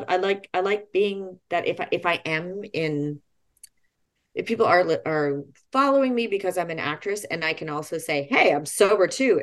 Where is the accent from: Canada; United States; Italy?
Canada; Jasper, Alberta; I'm so proud of being from a national park, and I'm from Jasper